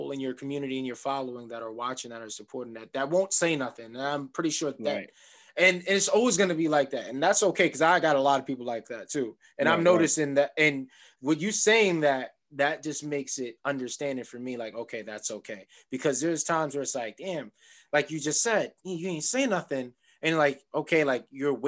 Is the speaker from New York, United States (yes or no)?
yes; New York City, New York, United States; I'm from Queens